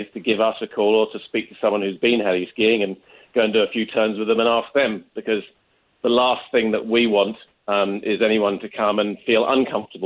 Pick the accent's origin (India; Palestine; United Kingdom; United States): United Kingdom; England; moved away as an adult; now in Canada; as you can probably just about tell from the accent, I'm not Canadian originally. I actually came over from England 20-odd years ago